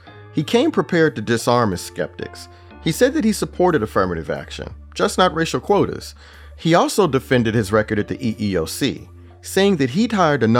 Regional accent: Houston, Texas, United States; I was proud that my hometown Houston had a Black chief of police and a Black NFL quarterback.

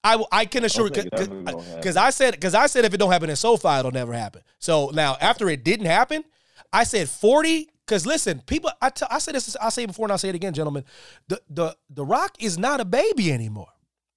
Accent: Pennsylvania, United States; I'm from Pennsylvania

